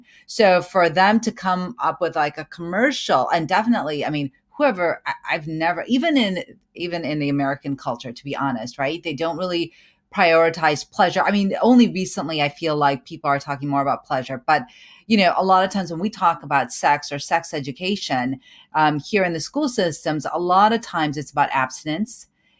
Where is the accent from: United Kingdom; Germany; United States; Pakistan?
Pakistan; Pakistani women, and I'm a Pakistani woman, and that, you know, first and foremost, right?